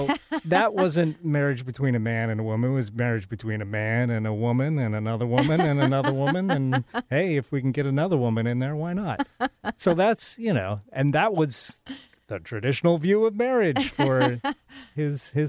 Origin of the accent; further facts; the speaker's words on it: Tacoma, Washington, United States; My hometown